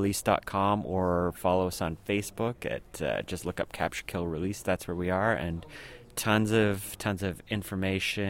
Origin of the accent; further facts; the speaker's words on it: Toronto, Ontario, Canada; we're from Toronto